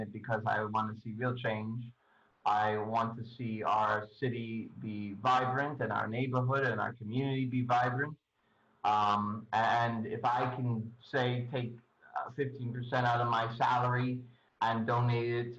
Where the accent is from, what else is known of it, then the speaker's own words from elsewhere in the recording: New York City, New York, United States; also born or lived in Forest Hills, New York; I'm originally from Bayside